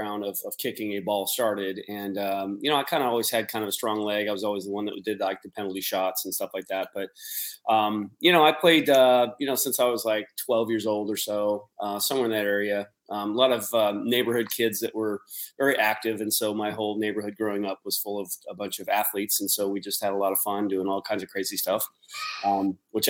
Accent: Spokane, Washington, United States; my hometown of Spokane

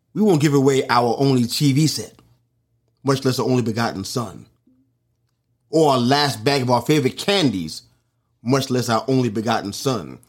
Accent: New York City, New York, United States; it happened in my hometown

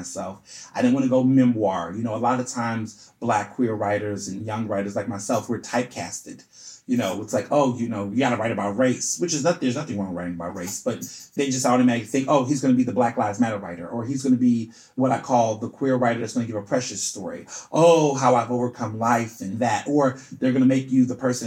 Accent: Houston, Texas, United States; also born or lived in Chicago, Illinois; I was born in Chicago. My family's from Chicago, but I grew up in Houston, Texas most of my life

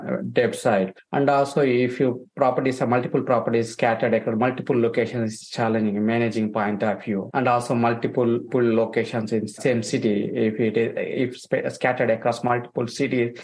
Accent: India; moved away as an adult; I came from India. I came 2 years in 2007.

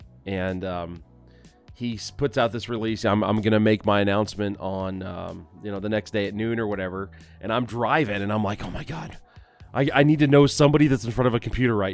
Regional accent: Florence, United States; we were just humble folks growing up in Florence

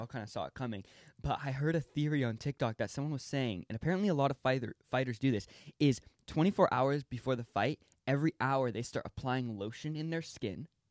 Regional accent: California, United States; growing up in California

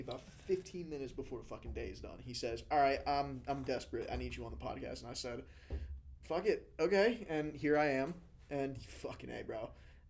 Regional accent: New Jersey, United States; moved away; From Jersey, bro.

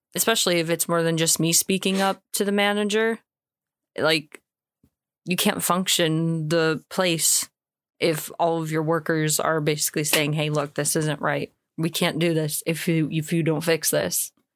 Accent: United States; moved away as an adult; now in United Kingdom; I'm American

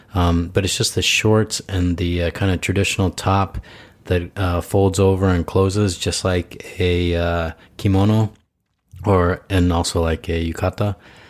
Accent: Idaho, United States; Yeah, I'm originally from Idaho, man.

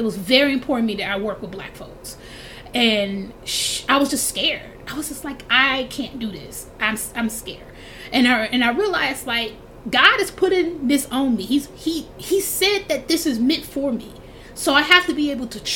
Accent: Milwaukee, Wisconsin, United States; moved away as an adult; now in Seattle, United States; I'm from Milwaukee

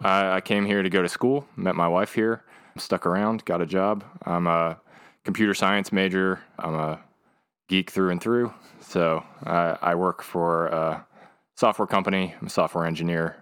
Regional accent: Pennsylvania, United States; moved away as an adult; now in Raleigh, United States; I'm from Pennsylvania originally. Came down to North Carolina

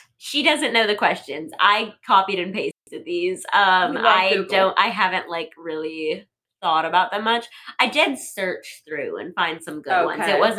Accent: South Dakota, United States; moved away as an adult; now in Pittsburgh, United States; I'm from South Dakota

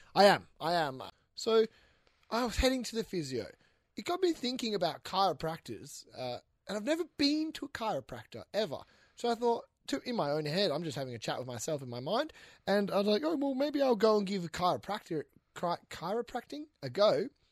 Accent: Western Australia, Australia; I'm from Western Australia

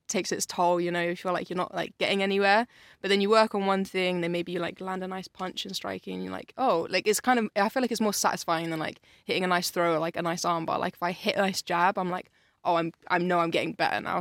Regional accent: Yate, South West England, United Kingdom; I grew up in Yates, so like it's it's in Bristol, but it's like a little bit outside of Bristol

